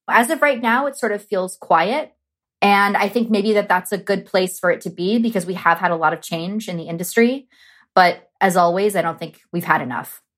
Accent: Los Angeles, California, United States; growing up in Los Angeles and Southern California

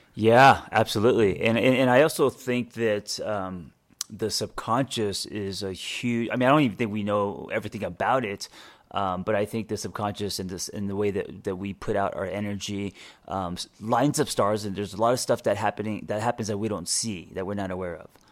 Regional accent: Los Angeles, California, United States; I used to be the guy growing up in Los Angeles

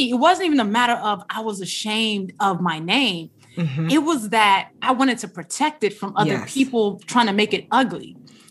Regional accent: Nigeria; And the one thing we left out is that we are both Naija girls. We're both Nigerian, you know, rocking the green, white, green in our blood.

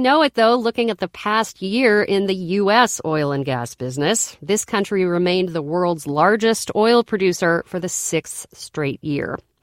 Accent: Colorado, United States; When I was a kid growing up in Colorado, my family had a ritual.

